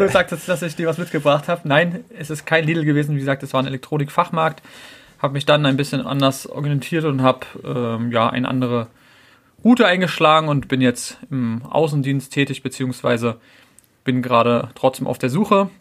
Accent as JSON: {"language": "German", "region": "Berlin", "country": "Germany", "tie": "born or raised there", "lives_now": "Brandenburg, Germany", "said": "geboren in Berlin, wohne jetzt grundsätzlich in Brandenburg, aber so am Rand von Berlin"}